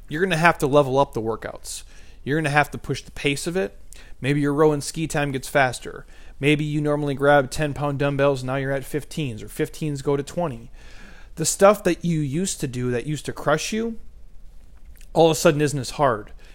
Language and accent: English; Midwest, United States; I'm from the Midwest.